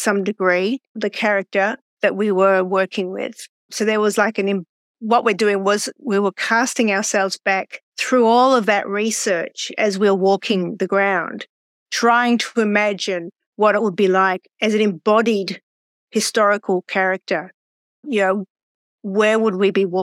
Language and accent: English; Australia; I'm from Australia